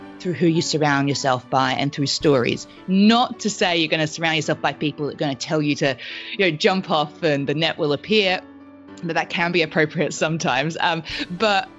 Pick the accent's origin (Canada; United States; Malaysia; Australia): Australia; accent: weird accent; first language French; English is a second language; I grew up in Australia